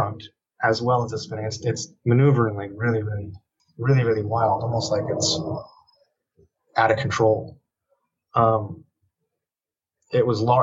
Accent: Shelter Island, New York, United States; Here in my hometown, Shelter Island, there's probably like 1,000 of us, that live here.

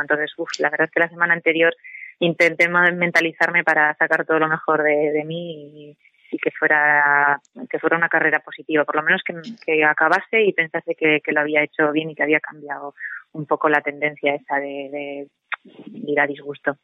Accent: Murguía, Basque Country, Spain; yo no soy exactamente de Vitoria, sino que soy de Murguía y aquí hay un entorno pues del parque natural

